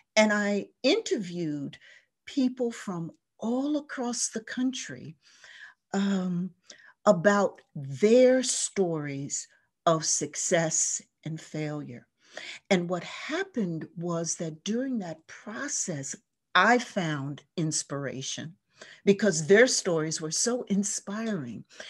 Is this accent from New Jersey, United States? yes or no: yes; New Jersey, United States; moved away as an adult; also born or lived in Baltimore / Philadelphia; now in Detroit, United States; I grew up on the East Coast in a small coastal ch-, town in New Jersey, right on the shore.